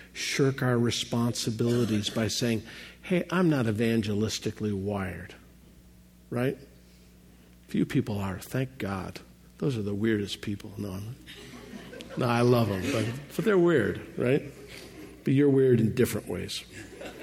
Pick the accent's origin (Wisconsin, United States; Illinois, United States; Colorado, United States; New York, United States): Illinois, United States; Chicago; I'm from Chicago, and there's a gorgeous fountain right along Lake Michigan